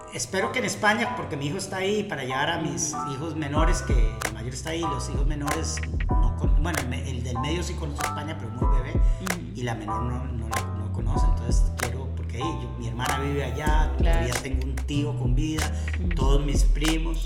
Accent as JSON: {"language": "Spanish", "country": "Costa Rica", "tie": "born or raised there", "also_born_or_lived": "Venezuela / Spain", "said": "yo nací en Venezuela, pero yo vivo en Costa Rica desde segundo grado"}